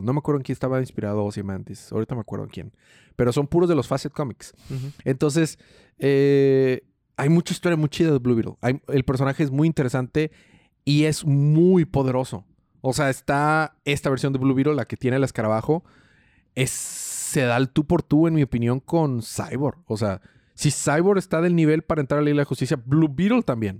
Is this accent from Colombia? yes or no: no; Mexico; Yo soy mexicano